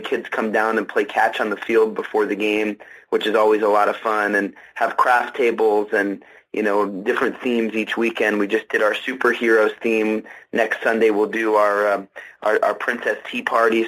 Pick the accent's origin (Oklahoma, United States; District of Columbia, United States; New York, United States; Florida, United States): District of Columbia, United States; Washington; moved away as an adult; now in Jacksonville, United States; I grew up in Washington, D.C., spent 14 years of my life working at the Washington Post